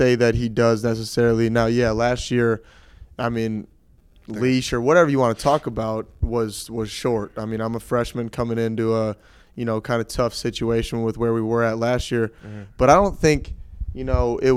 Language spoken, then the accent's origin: English; Wisconsin, United States; born or raised there; moved away as an adult; now in Morgantown, United States